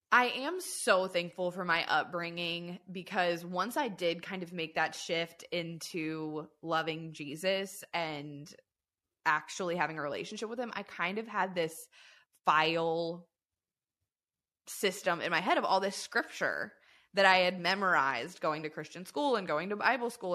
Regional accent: southern Louisiana, United States; I grew up in the South, I'm from, like, the tip of the boot of Louisiana, never lived anywhere else.

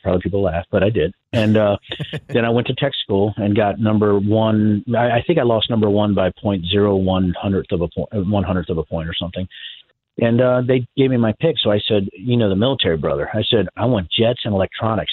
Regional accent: Virginia, United States; moved away; I was originally from Virginia, my dad was an electrician

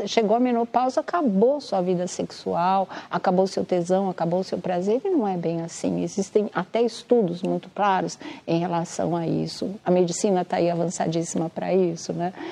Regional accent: Mato Grosso do Sul, Brazil; born there; eu nasci no Mato Grosso do Sul.

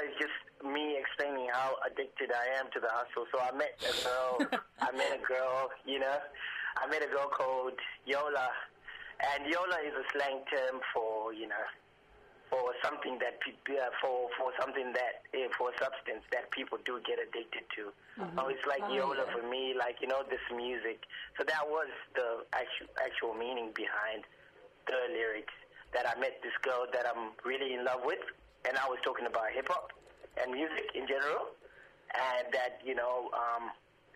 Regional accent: Zimbabwe; also born or lived in Fremantle, Western Australia; now in Perth, Australia; I'm originally from Zimbabwe, and I moved to Fremantle in Western Australia

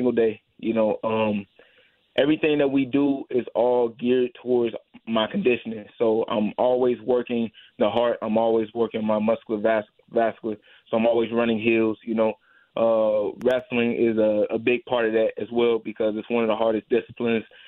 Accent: St. Louis, Missouri, United States; I grew up in St. Louis. I was born and raised here from a single mother

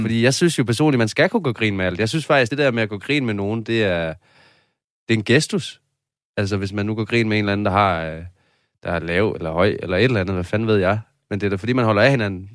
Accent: Padborg, Southern Denmark, Denmark; moved away as an adult; now in Copenhagen, Denmark; hvor jeg kommer fra, var der intet. Jeg kommer fra Padborg jo

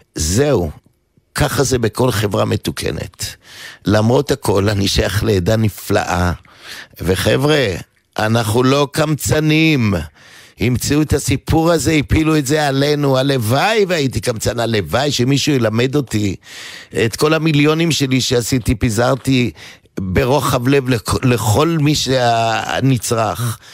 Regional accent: Givatayim, Tel Aviv District, Israel; אני גדלתי בעיר אה, אה, גבעתיים

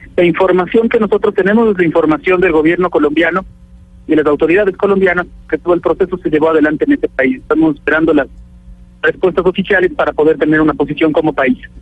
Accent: Ecuador; como ecuatoriano

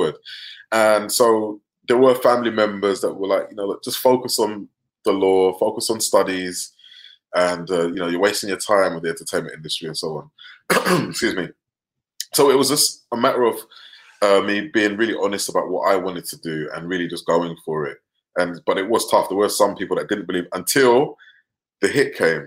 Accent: London, United Kingdom; I grew up in North London, working class family

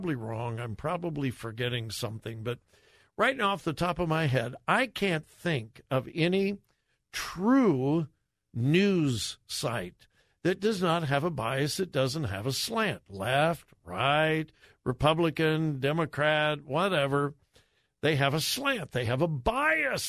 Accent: Los Angeles, California, United States; now in Columbus, United States; I grew up in the L.A. area

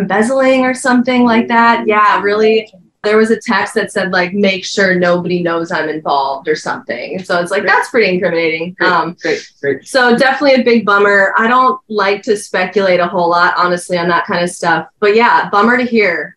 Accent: Suamico, Wisconsin, United States; moved away as an adult; now in California, United States; I grew up in Suamico

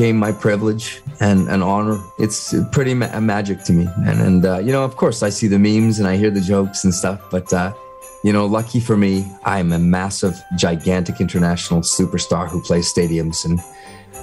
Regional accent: Vancouver, British Columbia, Canada; growing up in Vancouver

